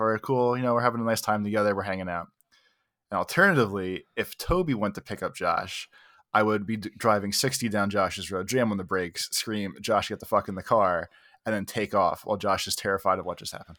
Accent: United States; I'm very American

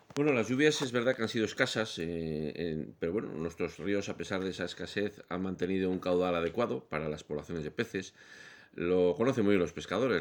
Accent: León, Castile and León, Spain; yo soy de León

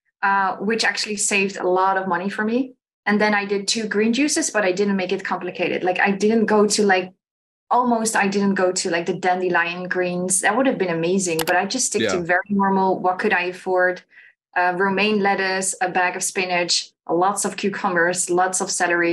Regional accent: Netherlands; I'm from Holland

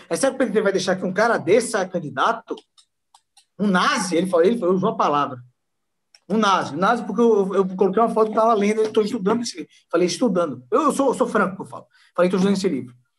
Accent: Northeast Region, Brazil; eu sou nordestino, pô. Sou nordestino mestiço

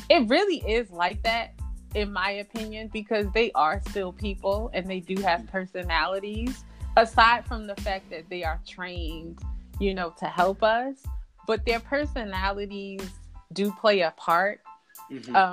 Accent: New York, United States; you know I'm from New York, New Jersey area

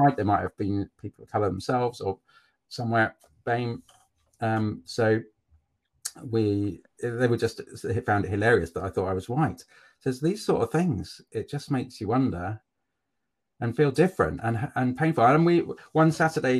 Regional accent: Cambridge, East of England, United Kingdom; accent: posh; I'm from Cambridge. I grew up in Cambridge and I went to uni at Cambridge.

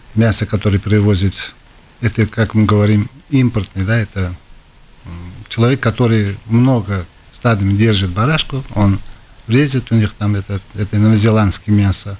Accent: Tashkent, Uzbekistan; now in Latvia; Где я вырос, это центр города

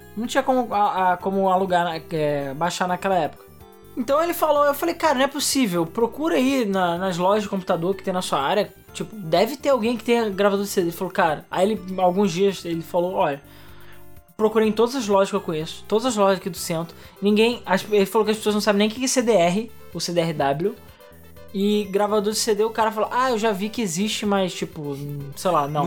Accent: Brazil; now in Rio de Janeiro, Brazil; a gente é brasileiro

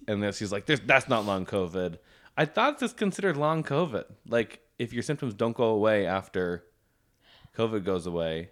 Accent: Kingston, Ontario, Canada; I'm from Kingston

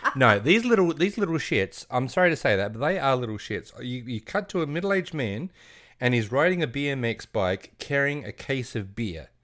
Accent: Australia; we're Australian

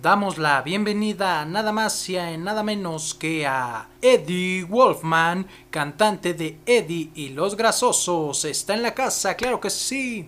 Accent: Mexico; somos rebeldes, rock and rolleros, somos rockabilis mexicanos

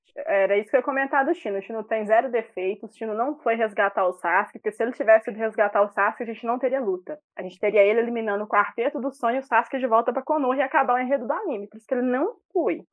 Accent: Betim, Minas Gerais, Brazil; accent: Minas; Minas Gerais, especificamente Betim

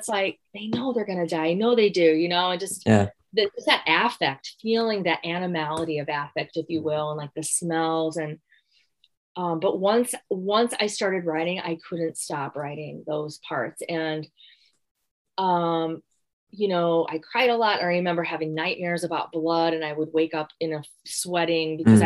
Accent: Gary, Indiana, United States; moved away; I'm from Gary, Indiana

